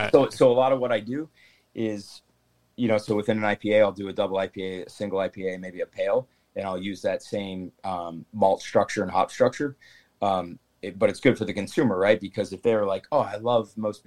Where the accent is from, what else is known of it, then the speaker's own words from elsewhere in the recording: Maine, United States; now in Keene, United States; I grew up in Maine